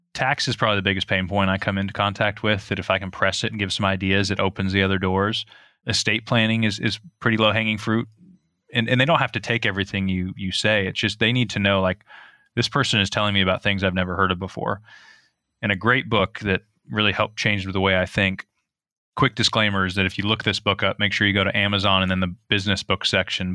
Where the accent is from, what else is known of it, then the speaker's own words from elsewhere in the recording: outside of Eugene, Oregon, United States; I grew up outside of Eugene